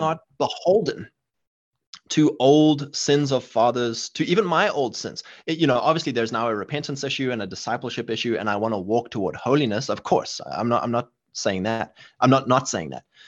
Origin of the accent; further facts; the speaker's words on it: South Africa; moved away; where I grew up in South Africa